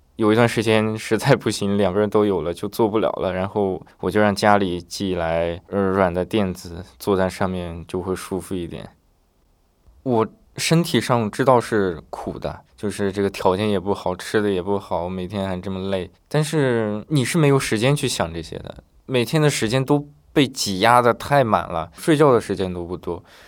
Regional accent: a poor county in Northwest China, China; moved away as an adult; also born or lived in Beijing; 我们学校来自我们现在的人就我一个

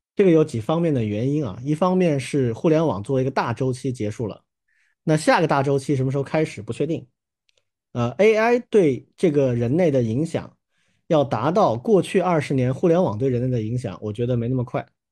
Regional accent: China; 我们中国人就这样吧

